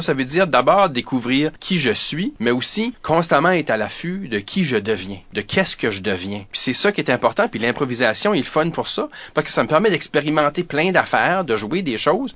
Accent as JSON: {"language": "French", "region": "New Brunswick", "country": "Canada", "also_born_or_lived": "Ottawa", "said": "je fais partie de l'Acadie. Euh, tu sais, je suis donc je suis néo-brunswickois, je suis canadien"}